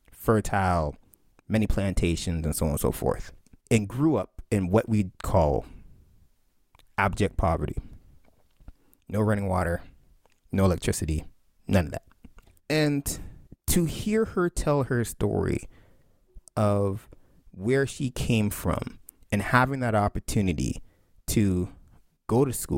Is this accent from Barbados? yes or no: yes; Barbados; of youth growing up in Barbados. And it was a critique of the education system. It was, okay, so we're going to school under this British system.